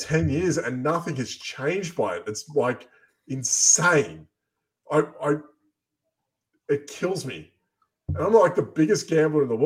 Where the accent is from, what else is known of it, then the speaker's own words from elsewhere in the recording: Australia; moved away; I'm from Australia. We have amazing gambling laws throughout the country